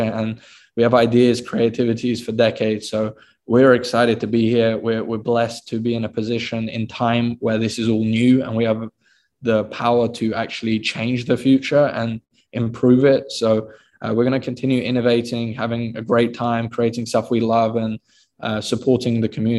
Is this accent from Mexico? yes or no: no; United Kingdom; I'm actually born in the UK